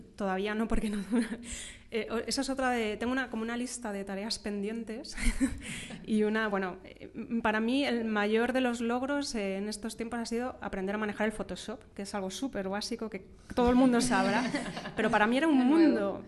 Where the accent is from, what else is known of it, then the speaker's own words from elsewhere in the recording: Madrid, Community of Madrid, Spain; yo soy de Madrid, de pura cepa